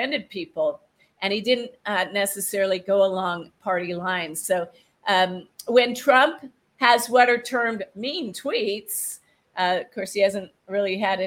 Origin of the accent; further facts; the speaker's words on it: United States; I'm American